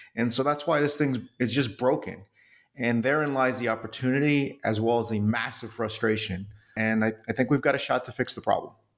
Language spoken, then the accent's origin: English; New York City, New York, United States; I was born in New York City